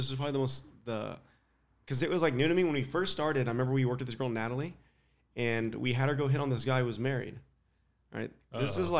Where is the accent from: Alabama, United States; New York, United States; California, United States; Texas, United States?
California, United States; Palm Springs; Palm Springs, so I'm California.